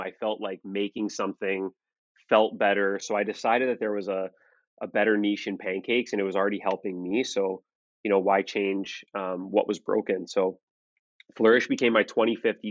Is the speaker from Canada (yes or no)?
yes; Toronto, Ontario, Canada; I'm from Toronto, Ontario, Canada